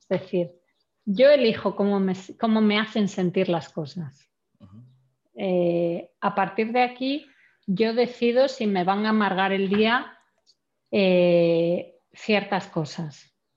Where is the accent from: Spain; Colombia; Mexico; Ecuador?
Spain; Santander, Cantabria; moved away; also born or lived in Germany; vengo de la única región de España en la que eh, hace 20 años no se hacía vino vengo de Santander, que de vacas sabemos mucho